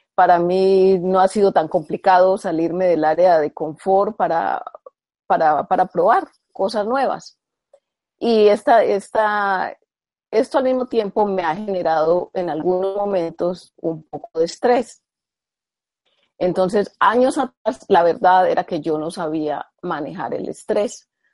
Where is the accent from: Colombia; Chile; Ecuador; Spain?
Colombia; yo soy colombiana